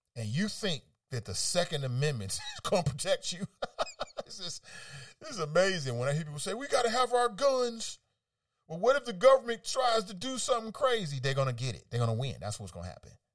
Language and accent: English; United States; as an American